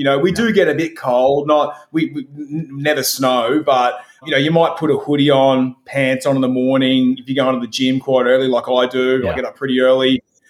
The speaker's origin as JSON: {"language": "English", "region": "Queensland", "country": "Australia", "tie": "born or raised there", "said": "I took my two young sons to Australia Zoo, which is about 20 minutes from my hometown."}